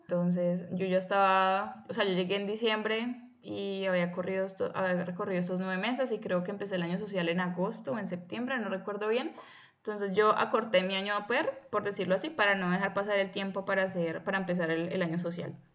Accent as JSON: {"language": "Spanish", "town": "Buga", "region": "Valle del Cauca", "country": "Colombia", "moved": "as an adult", "lives_now": "Germany", "said": "provengo originalmente de Colombia, de la ciudad de Buga, cerquita a Cali"}